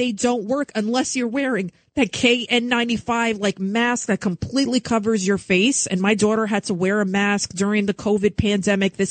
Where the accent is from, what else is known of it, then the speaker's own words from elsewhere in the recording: New York City, New York, United States; also born or lived in Yonkers, New York; I'm from the Bronx till I was 15. Then we moved to Yonkers, the east side of Yonkers